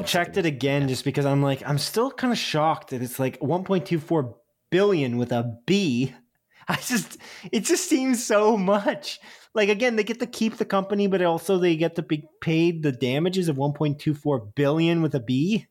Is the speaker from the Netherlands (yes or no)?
no; Canada